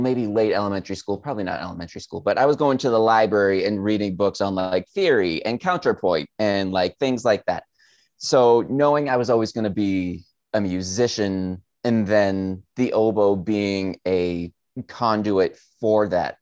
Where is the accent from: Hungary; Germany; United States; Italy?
United States; Southern New Hampshire; growing up in Southern New Hampshire